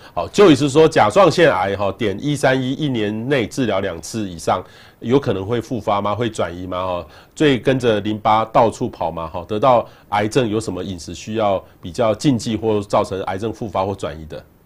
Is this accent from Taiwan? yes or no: yes; Taiwan; 我们台湾人对于这个，呃，医疗